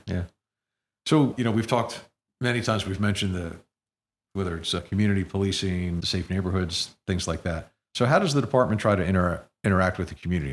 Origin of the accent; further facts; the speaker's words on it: Princeton, New Jersey, United States; growing up in the community, when I was much younger